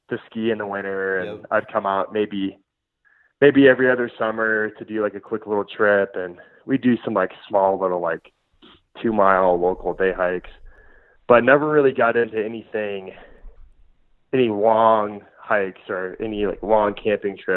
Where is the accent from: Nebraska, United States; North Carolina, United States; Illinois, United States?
Nebraska, United States; Omaha; uh, Omaha, Nebraska.